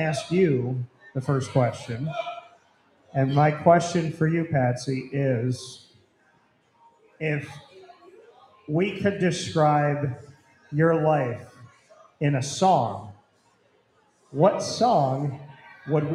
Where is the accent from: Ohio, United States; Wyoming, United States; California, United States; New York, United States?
New York, United States; Syracuse; I am from Syracuse, from the north side.